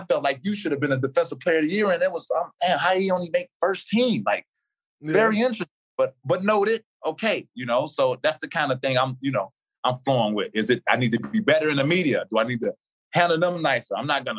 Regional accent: Chicago, Illinois, United States; T.A., you from Chicago. I'm from Chicago.

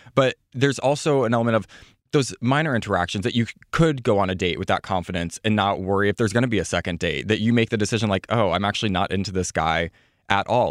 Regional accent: Midwest, United States; I'm from the Midwest

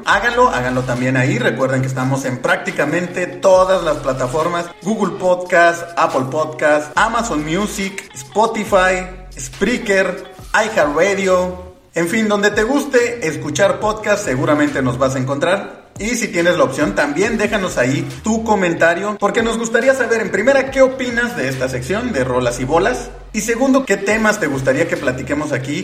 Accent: Mexico; como aficionado del fútbol mexicano y como mexicano

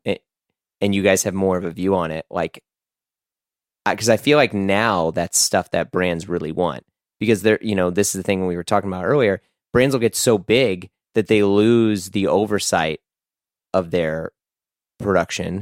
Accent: United States; just an American

